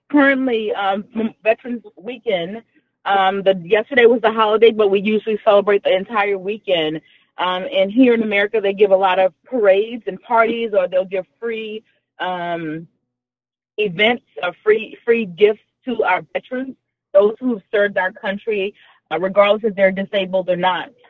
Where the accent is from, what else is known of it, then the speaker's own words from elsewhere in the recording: Houston, Texas, United States; moved away as an adult; also born or lived in New Orleans, Louisiana / Rhode Island; I was born in New Orleans, in Louisiana. That's in the southern part of the United States. Um, I grew up in Houston, Texas. And then I lived in Rhode Island. Uh, that's like Northeast for about 15 years. Now I'm back in Texas.